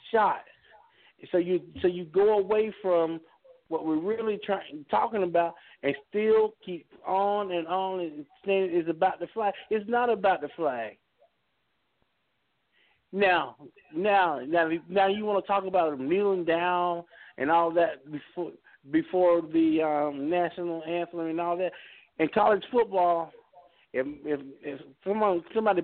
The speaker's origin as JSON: {"language": "English", "country": "United States", "said": "I am an American"}